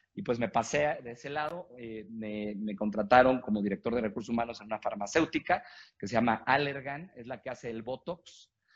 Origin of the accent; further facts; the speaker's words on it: Mexico; yo soy eh, mexicano, tengo 42 años.